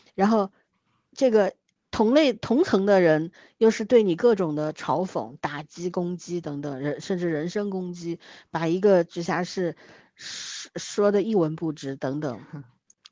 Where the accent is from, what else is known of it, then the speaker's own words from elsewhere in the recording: Shanghai, China; 我作为一个上海人